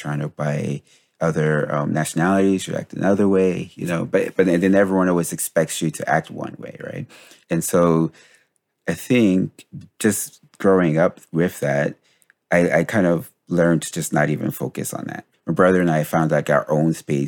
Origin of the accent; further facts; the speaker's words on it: Paterson, New Jersey, United States; being Black and growing up in where we grew up in Patterson, Jersey